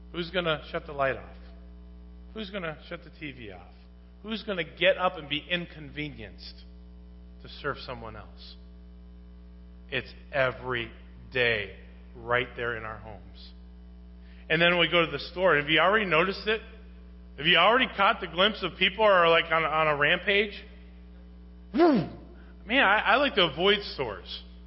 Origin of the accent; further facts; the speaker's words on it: United States; I'm American